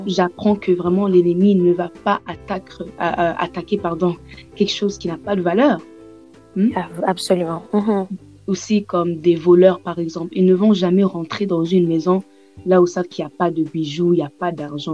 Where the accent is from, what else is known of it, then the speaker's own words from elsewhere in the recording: Tanzania; je suis née en Tanzanie